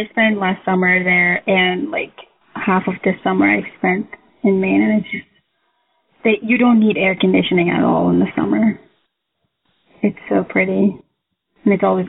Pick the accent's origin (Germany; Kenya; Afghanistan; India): Afghanistan; Kabul; now in New York, United States; I was born and raised in Kabul, Afghanistan, and I am in New York right now.